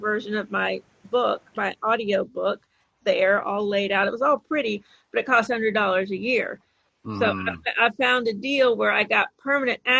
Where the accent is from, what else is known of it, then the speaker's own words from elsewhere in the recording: Savannah, Georgia, United States; I grew up in Savannah, Georgia